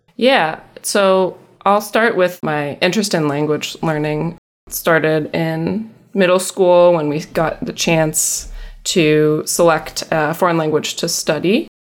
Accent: upstate New York, United States; also born or lived in Massachusetts; I was born in Massachusetts, but I have spent most of my life in New York State. Not New York City, but upstate

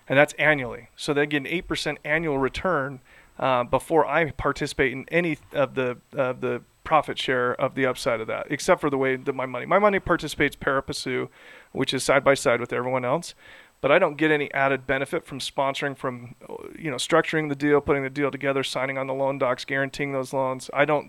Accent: Idaho, United States; Yeah, in Salt Lake City, or I'm from Idaho.

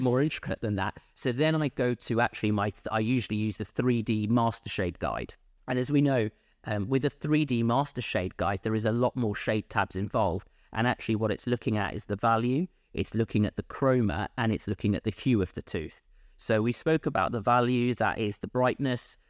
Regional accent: London, United Kingdom; moved away as an adult; also born or lived in Bristol / Bath; born and bred in London

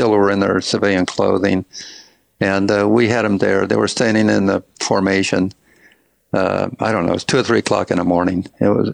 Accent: Kingsport, Tennessee, United States; moved away as an adult; also born or lived in Arizona; now in Las Vegas, United States; I grew up in Kingsport

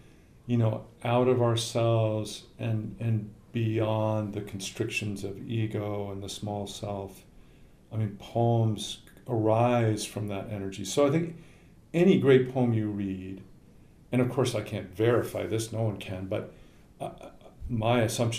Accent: Lincoln, Nebraska, United States; Lincoln, Nebraska.

